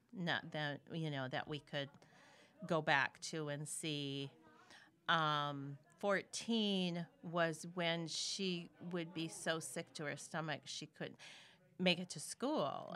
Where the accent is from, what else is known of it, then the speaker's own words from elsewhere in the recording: Minnesota, United States; moved away as an adult; also born or lived in Memphis, Tennessee; I live in Minnesota, born and raised in Minnesota